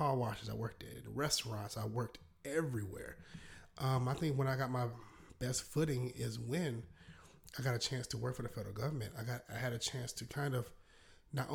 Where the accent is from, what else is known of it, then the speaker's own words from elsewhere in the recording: South Carolina, United States; accent: Southern drawl; you might not hear a little Southern drawl in my voice, because I'm born and raised in South Carolina.